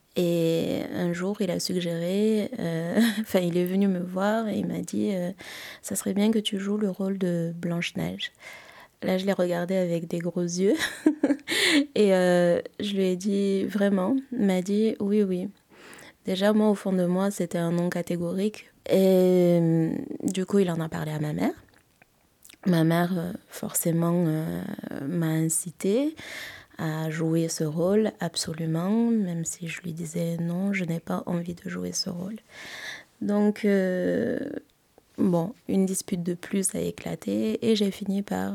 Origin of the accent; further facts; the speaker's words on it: Madagascar; je suis malgache